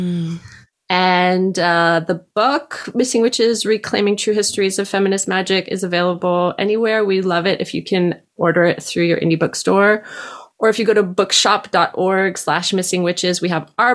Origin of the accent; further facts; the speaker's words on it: Canada; we're not really Danish. We're like Canadian